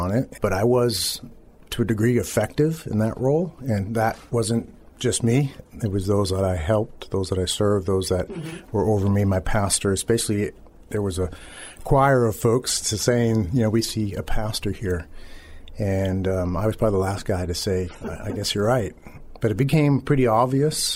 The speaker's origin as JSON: {"language": "English", "town": "Boston", "region": "Massachusetts", "country": "United States", "also_born_or_lived": "Maryland / Philadelphia area / Methuen, Massachusetts", "said": "Before that, we were in Maryland, though we're from the Boston area."}